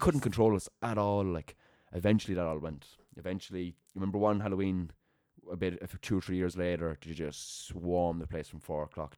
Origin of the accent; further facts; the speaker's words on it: Limerick, Munster, Ireland; moved away; growing up in Raheen